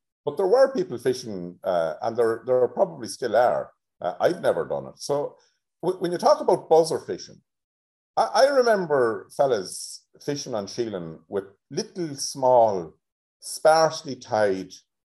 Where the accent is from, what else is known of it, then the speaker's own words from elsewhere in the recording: Tubbercurry, County Sligo, Ireland; I grew up in Tubbercurry in Sligo